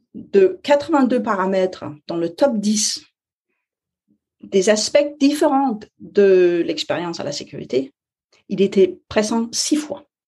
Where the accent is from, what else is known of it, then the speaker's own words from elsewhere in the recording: Denmark; French is a second language; je suis danoise, alors euh, français c'est pas ma première langue